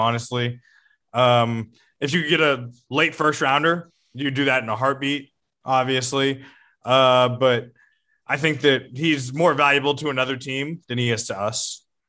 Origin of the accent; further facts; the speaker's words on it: Houston, Texas, United States; growing up in Houston